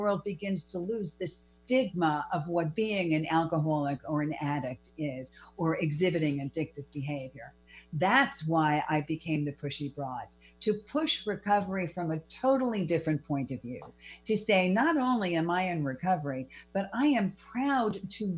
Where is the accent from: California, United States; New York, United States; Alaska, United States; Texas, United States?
New York, United States; New York City; I was born and raised in the Bronx. I'm a Bronx girl of over 30 years